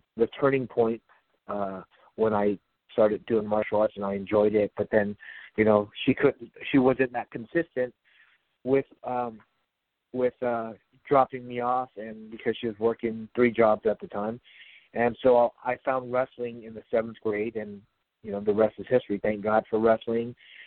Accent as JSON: {"language": "English", "town": "San Jose", "region": "California", "country": "United States", "tie": "born or raised there", "also_born_or_lived": "Grove", "said": "I moved from Grove back to my hometown, San Jose"}